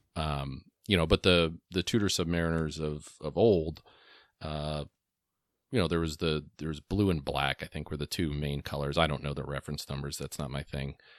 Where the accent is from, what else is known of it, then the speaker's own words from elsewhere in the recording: New Jersey, United States; I grew up in New Jersey in the nineties